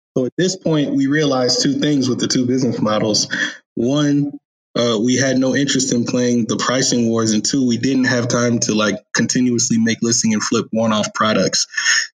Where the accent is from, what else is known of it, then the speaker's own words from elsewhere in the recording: Chicago, Illinois, United States; moved away as an adult; also born or lived in San Diego; now in Austin, United States; am originally from Chicago